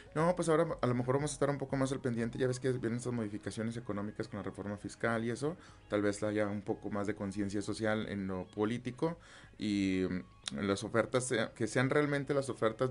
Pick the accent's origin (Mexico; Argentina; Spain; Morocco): Mexico; como mexicanos